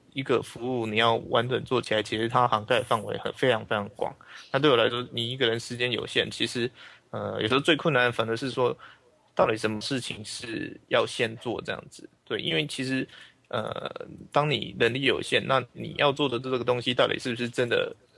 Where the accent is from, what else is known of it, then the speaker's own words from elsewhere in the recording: Taiwan; 我是来自台湾的一个伦理工程师